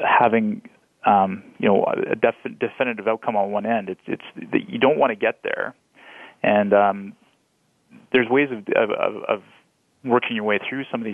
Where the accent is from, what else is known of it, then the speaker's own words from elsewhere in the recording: Canada; as Canadian